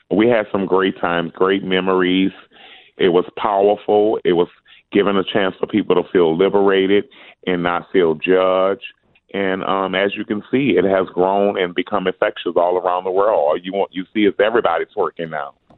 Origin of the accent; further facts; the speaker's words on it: New Orleans, Louisiana, United States; Growing up in New Orleans